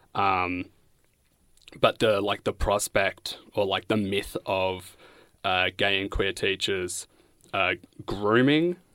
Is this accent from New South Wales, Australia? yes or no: no; Bendigo, Victoria, Australia; now in Coburg, Australia; I'm from Bendigo. I live in Coburg.